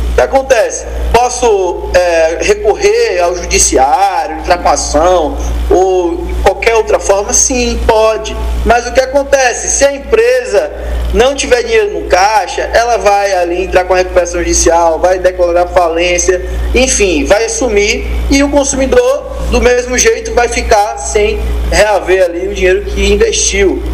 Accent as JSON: {"language": "Portuguese", "town": "Itabuna", "region": "Bahia", "country": "Brazil", "said": "É, eu sou de Itabuna, Bahia. Terra, minha terra aqui"}